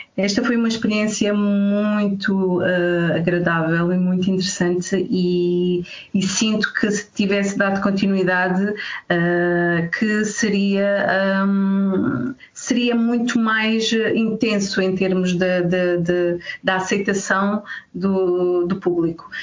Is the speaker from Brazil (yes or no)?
no; Alentejo, Portugal; moved away